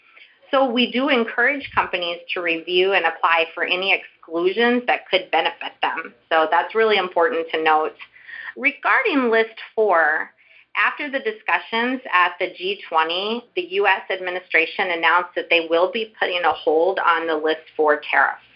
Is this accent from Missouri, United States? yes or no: yes; St. Louis, Missouri, United States; also born or lived in Kansas City; my hometown is St. Louis